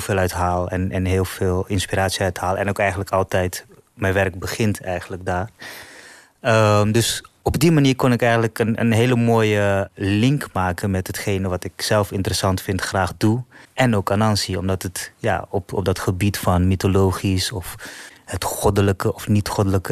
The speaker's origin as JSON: {"language": "Dutch", "country": "Netherlands", "tie": "born or raised there", "also_born_or_lived": "Suriname", "said": "Ik ben hier in Nederland opgegroeid, sinds mijn derde."}